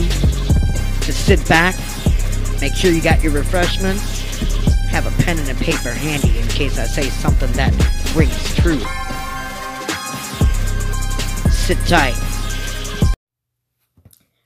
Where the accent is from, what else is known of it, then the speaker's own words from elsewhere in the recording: United States; we as the American people